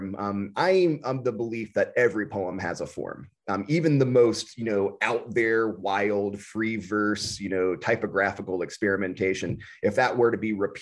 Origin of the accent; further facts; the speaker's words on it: the South, United States; moved away as an adult; also born or lived in Texas; now in Midwest, United States; We grew up in the South, and though we never, you know, we didn't stay there for long into our adulthood. I left the South when I was in my mid-20s